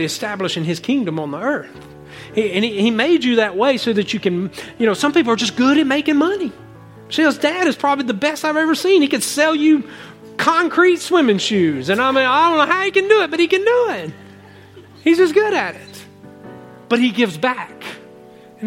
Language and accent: English; United States; I said, America